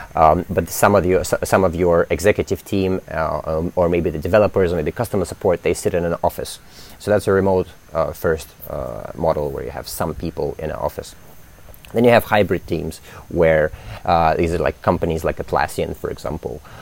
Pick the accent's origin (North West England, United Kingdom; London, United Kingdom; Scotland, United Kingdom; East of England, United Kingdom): London, United Kingdom; moved away as an adult; now in Indonesia; I grew up in London